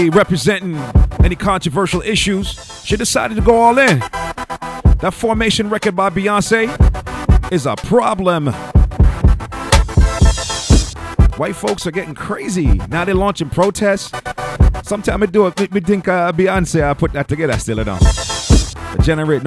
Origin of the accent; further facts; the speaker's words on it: Florida, United States; my home state of Florida